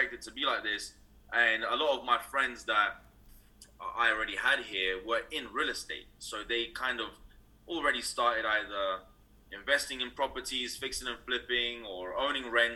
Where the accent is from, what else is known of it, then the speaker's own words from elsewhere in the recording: London, United Kingdom; moved away as an adult; now in California, United States; originally I'm actually from London, United Kingdom. I was raised there all my life